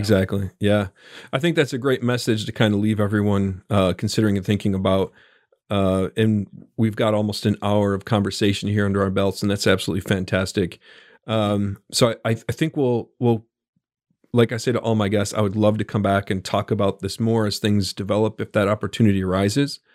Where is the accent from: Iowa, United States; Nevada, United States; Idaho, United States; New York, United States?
New York, United States; Buffalo; now in central Arkansas, United States; I was born and raised in Buffalo, New York